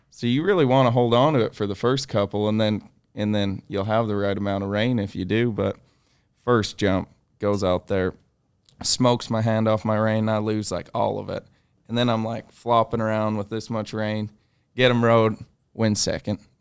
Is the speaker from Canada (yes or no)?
yes; Canada; growing up in Canada